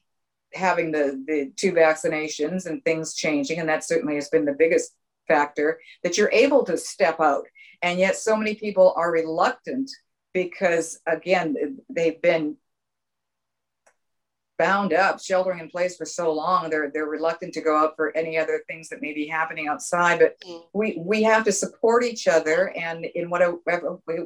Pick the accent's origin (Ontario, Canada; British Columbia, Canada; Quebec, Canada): British Columbia, Canada; Vancouver; moved away; I was originally raised from Canada, raised in Canada